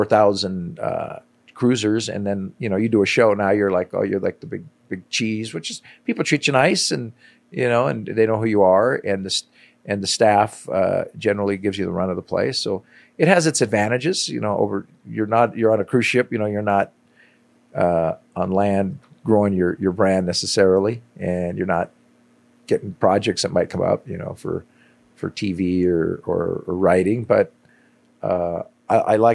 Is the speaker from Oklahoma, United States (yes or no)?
no; Los Angeles, California, United States; moved away; I grew up in Los Angeles. I grew up in an area in L.A. known as Pacoima